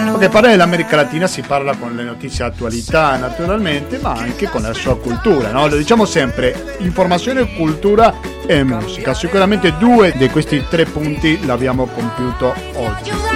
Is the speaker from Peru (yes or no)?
no; Argentina; moved away; sin da piccola, in Argentina